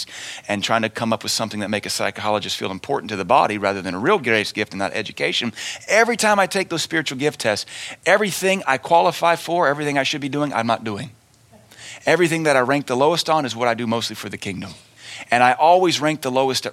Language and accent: English; United States; as Americans